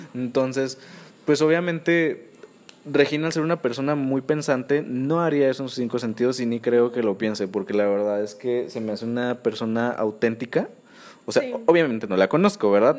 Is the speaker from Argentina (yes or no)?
no; Guerrero, Mexico; also born or lived in Nuevo León; now in Monterrey, Mexico; yo soy de Guerrero. Entonces, yo cuando me vine a vivir a Nuevo León